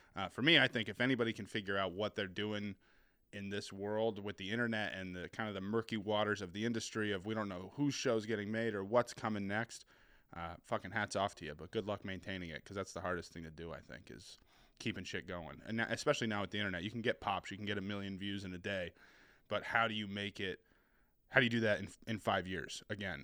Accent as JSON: {"language": "English", "region": "New Hampshire", "country": "United States", "tie": "born or raised there", "also_born_or_lived": "Boston / Seattle", "accent": "New England", "said": "I was born in Boston, and then my, my family lived there for a few years, and I moved to Seattle, uh, for, like, a chunk of my childhood, then we moved back, and I've been bouncing around New Hampshire ever since"}